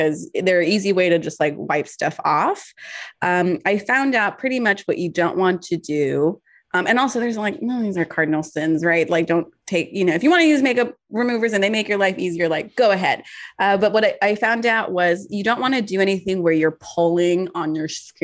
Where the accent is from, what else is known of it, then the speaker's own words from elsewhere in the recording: California, United States; I'm from California